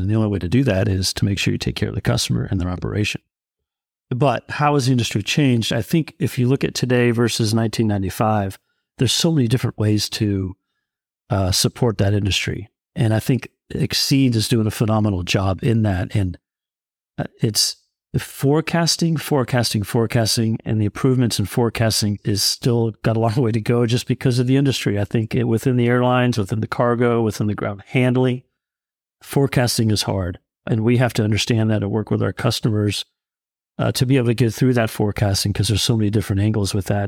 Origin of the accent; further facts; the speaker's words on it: California, United States; I grew up in California